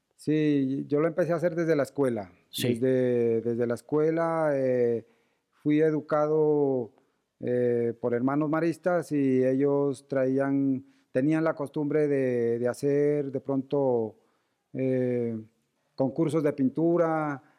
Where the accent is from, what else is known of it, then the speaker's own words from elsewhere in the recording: Sibundoy Valley, Putumayo, Colombia; moved away as an adult; now in Bogotá, Colombia; somos oriundos del Valle de Sibundoy